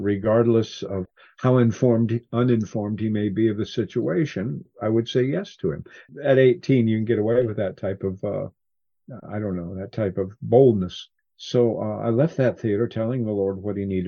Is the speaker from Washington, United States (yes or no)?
yes; Cascade Mountains, Washington, United States; I grew up in the Cascade Mountains in Washington